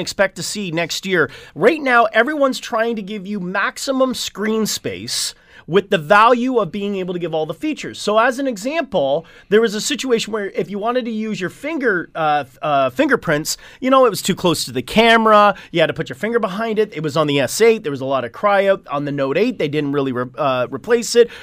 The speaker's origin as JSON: {"language": "English", "town": "Hamilton", "region": "Ontario", "country": "Canada", "said": "I am from Hamilton"}